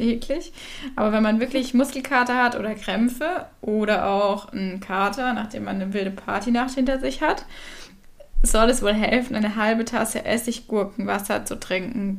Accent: Southern Germany, Germany; ich komme ja aus dem Süden von Deutschland

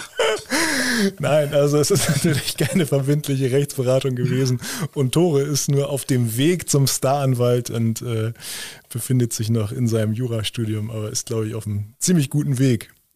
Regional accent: Lower Saxony, Germany; bei uns in Niedersachsen

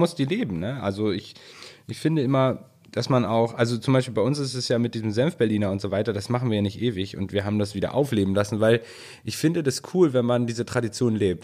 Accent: Northern Germany, Germany; für uns hier im Norden

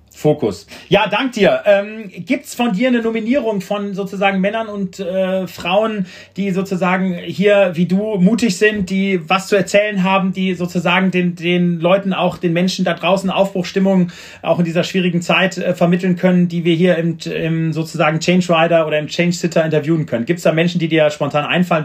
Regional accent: Düren, North Rhine-Westphalia, Germany; Ich komme aus Düren, also die Eifel war sozusagen, das ist ja das Tor zur Eifel

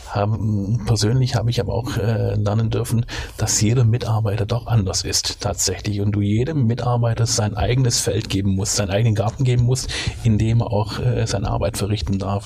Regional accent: Swabia, Baden-Württemberg, Germany; accent: Swabian; ich bin Schwabe, in Schwabenland geboren und aufgewachsen.

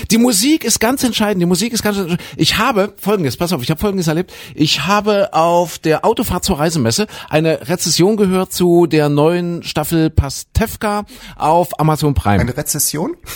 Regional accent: Zwickau, Saxony, Germany; Ich komme aus Zwigge, da wo der René herkommt.

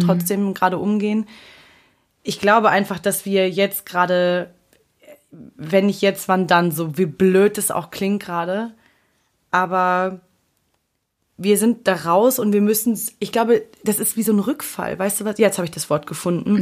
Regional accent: Dresden, Saxony, Germany; now in Berlin, Germany; Dresden ist auch eine große Stadt

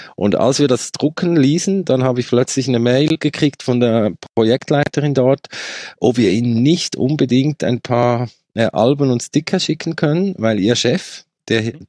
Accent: Switzerland; accent: Swiss; ich komme aus der Schweiz, wie man hört sehr wahrscheinlich

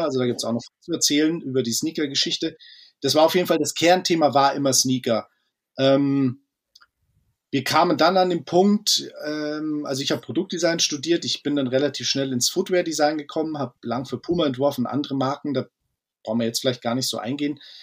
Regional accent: Munich, Bavaria, Germany; Wir sind äh, Münchner Jungs

